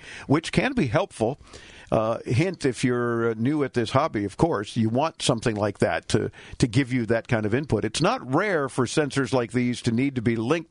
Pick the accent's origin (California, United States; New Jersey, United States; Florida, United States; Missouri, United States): Florida, United States; Miami; I'm born and raised in Miami.